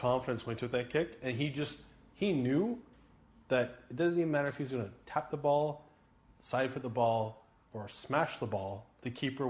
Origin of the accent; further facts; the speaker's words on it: Toronto, Ontario, Canada; We're from Toronto, Ontario, and we must add Canada in case you didn't know where Ontario was.